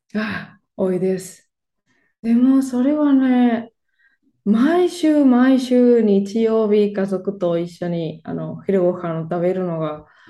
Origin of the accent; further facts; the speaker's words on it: Barcelona, Catalonia, Spain; Japanese is a second language; スペインのバルセロナで生まれ育ちました。